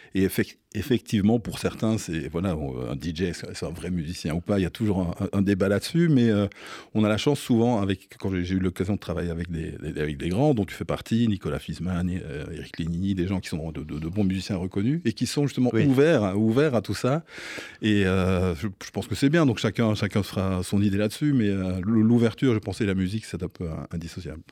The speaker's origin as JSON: {"language": "French", "country": "Belgium", "tie": "born or raised there", "moved": "as an adult", "lives_now": "Paris, France", "said": "j'ai fait tout, voilà, tous mes écolages là-bas, des sonos mobiles, des, soirées d'étudiantes, et puis de voilà, les, clubs se sont, arrivés après, de plus en plus grands. Et, euh, je, voilà, je suis resté jusqu'à l'âge de 26 ans en, Belgique"}